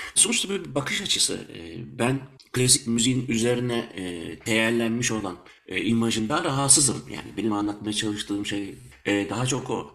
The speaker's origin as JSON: {"language": "Turkish", "country": "Germany", "tie": "born or raised there", "moved": "as an adult", "lives_now": "Belgium", "said": "Ben Almanya'da doğdum büyüdüm. E, 13 senedir de Belçika'da yaşıyorum."}